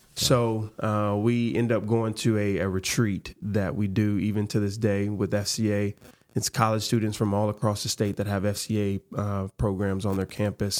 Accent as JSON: {"language": "English", "town": "Memphis", "region": "Tennessee", "country": "United States", "tie": "born or raised there", "said": "growing up in Memphis, growing up in the South"}